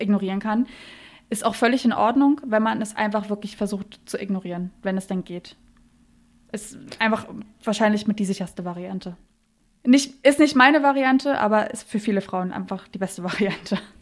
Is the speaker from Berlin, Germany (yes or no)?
yes; Berlin, Germany; ich komme aus Berlin